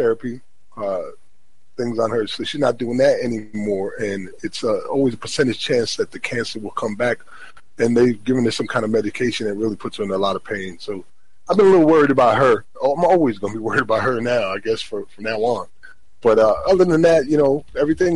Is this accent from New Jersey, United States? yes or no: yes; New Jersey, United States; my home state of New Jersey